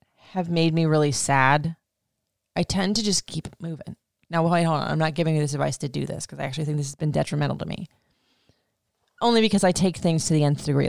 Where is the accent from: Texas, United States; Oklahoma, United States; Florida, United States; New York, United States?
Florida, United States; I grew up in Florida